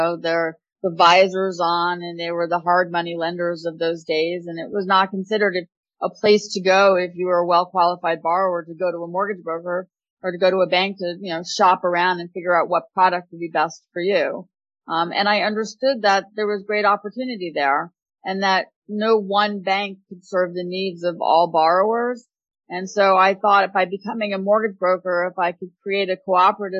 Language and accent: English; Montclair, New Jersey, United States; I grew up in Montclair, New Jersey